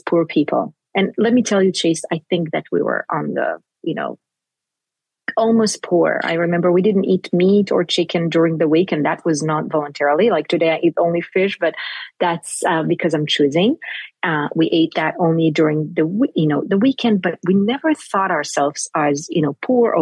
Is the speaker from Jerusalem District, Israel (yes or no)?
yes; Jerusalem, Jerusalem District, Israel; first language Hebrew; English is a second language; I grew up in Jerusalem.